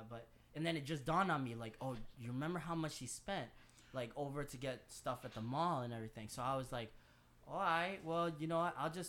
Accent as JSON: {"language": "English", "town": "Worcester", "region": "Massachusetts", "country": "United States", "tie": "born or raised there", "also_born_or_lived": "Orange County, California", "lives_now": "Providence, United States"}